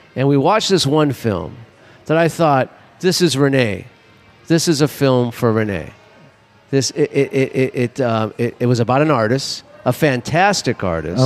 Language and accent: English; Los Angeles, California, United States; I grew up in Mar Vista.